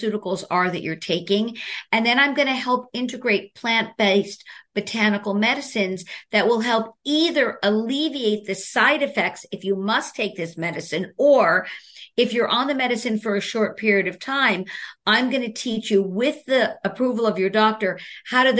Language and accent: English; New York City, New York, United States; I'm from Brooklyn, New York